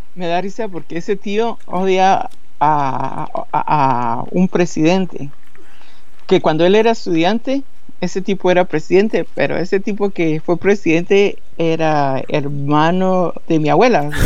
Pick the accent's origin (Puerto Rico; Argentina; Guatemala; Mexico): Guatemala; accent: guatemalteco; moved away; soy de Guatemala, va, de plano y siempre he hablado como guatemalteco